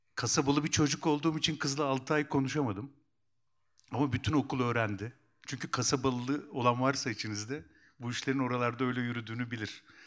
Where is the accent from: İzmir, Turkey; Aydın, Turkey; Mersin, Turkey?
Aydın, Turkey; Kuşadası; also born or lived in Eskişehir; ben Kuşadalıyım